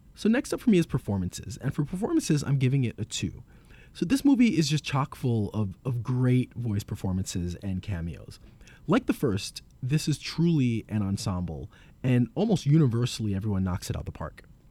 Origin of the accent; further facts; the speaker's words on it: New York City, New York, United States; As someone who's born and raised in New York and who's lived in Brooklyn and Queens for most of my life